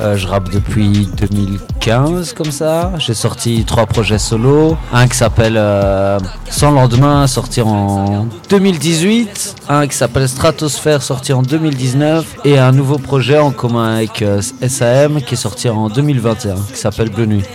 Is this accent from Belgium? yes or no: yes; Saint-Gilles, Brussels-Capital Region, Belgium; Moi j'ai grandi à Saint-Gilles, j'ai vécu 10 ans dans le centre